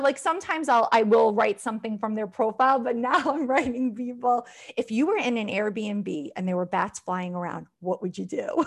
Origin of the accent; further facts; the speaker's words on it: Long Island, New York, United States; I am from Long Island, but I was raised by a single mother.